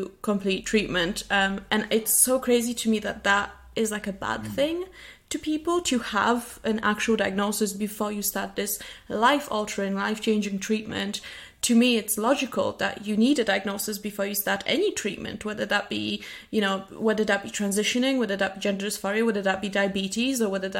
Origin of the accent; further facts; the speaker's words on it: Poland; now in United Kingdom; I'm originally from Poland, now living in the UK.